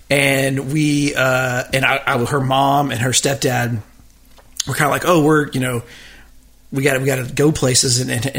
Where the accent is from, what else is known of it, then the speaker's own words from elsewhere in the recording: Victoria, Texas, United States; I was born in Victoria, Texas.